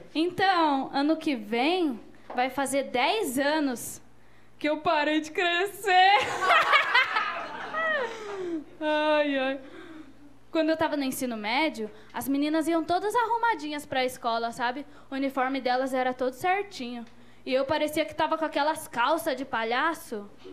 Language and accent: Portuguese; Ubatuba, São Paulo, Brazil; moved away as an adult; now in São Paulo, Brazil; eu sou, na real, sou de Ubatuba, eu moro em São Paulo. Vim pra cá estudar dança.